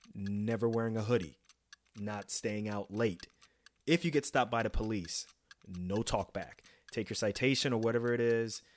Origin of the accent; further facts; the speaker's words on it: New York City, New York, United States; moved away; also born or lived in New Jersey; growing up in New York City, and then later on in Jersey